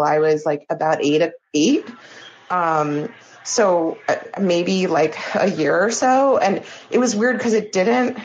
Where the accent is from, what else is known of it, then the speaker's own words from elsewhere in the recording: New Jersey, United States; I'm also from New Jersey